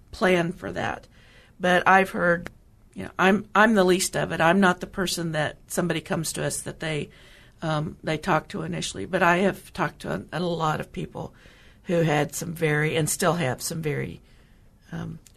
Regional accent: Oklahoma, United States; moved away as an adult; I grew up in Oklahoma.

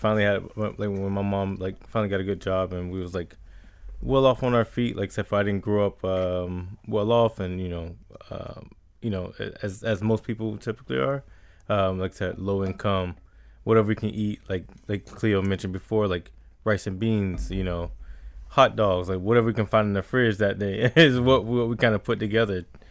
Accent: Riviera Beach, Florida, United States; I grew up in Revere Beach

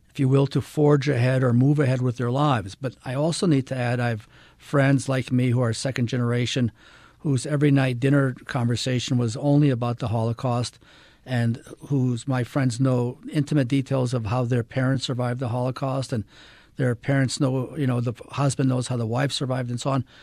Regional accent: Ann Arbor, Michigan, United States; moved away; also born or lived in Israel / Utah; I was raised in Ann Arbor, Michigan

